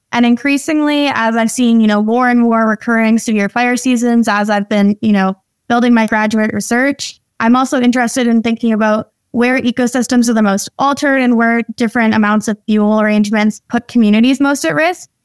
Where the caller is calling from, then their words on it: North Vancouver, British Columbia, Canada; I'm calling in from my home office in North Vancouver